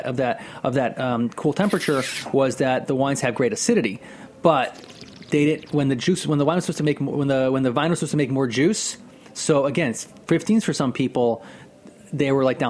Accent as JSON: {"language": "English", "region": "Northeast", "country": "United States", "said": "I'm from the Northeast here"}